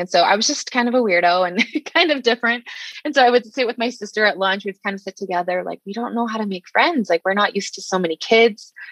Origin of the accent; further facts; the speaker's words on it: Salt Lake City, Utah, United States; also born or lived in Saudi Arabia / South Jordan, Utah; I was born in March 1984 here in Salt Lake City, Utah